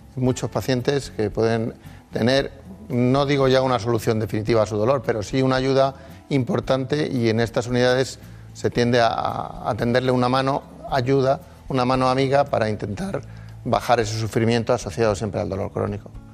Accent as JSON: {"language": "Spanish", "town": "Madrid", "region": "Community of Madrid", "country": "Spain", "tie": "born or raised there", "said": "yo nací en Madrid, pero eh, los orígenes de mis padres en, en Palencia."}